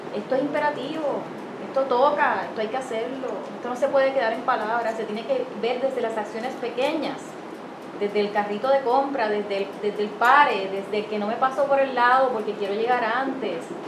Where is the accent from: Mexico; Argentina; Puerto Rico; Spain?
Puerto Rico; como puertorriqueña